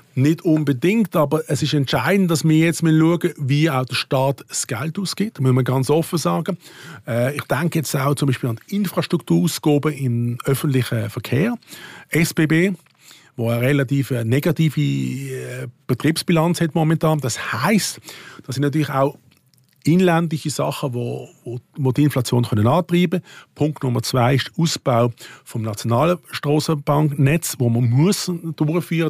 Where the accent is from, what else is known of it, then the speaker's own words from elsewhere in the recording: Switzerland; als Schweizer